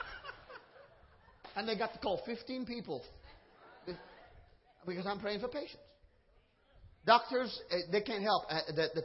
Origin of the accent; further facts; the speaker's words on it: Trinidad & Tobago; now in Georgia, United States; I'm from Trinidad